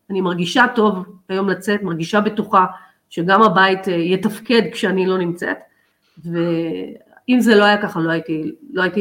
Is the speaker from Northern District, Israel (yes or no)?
no; Haifa, Haifa District, Israel; הייתי צריכה לנסוע מהקריות אה, להפועל חיפה